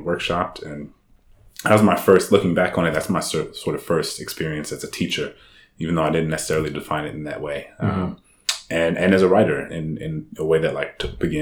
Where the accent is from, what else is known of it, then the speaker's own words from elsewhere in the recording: New Orleans, Louisiana, United States; moved away as an adult; I'm from New Orleans. I grew up in Louisiana.